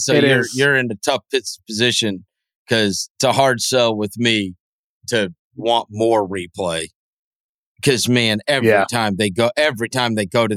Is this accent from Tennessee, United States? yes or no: yes; Memphis, Tennessee, United States; my hometown team, which was the Memphis Grizzlies